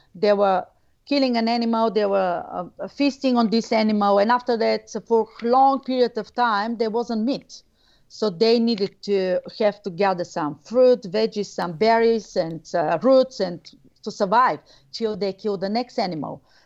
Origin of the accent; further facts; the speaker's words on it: Bulgaria; moved away as an adult; now in Australia; I'm originally from Bulgaria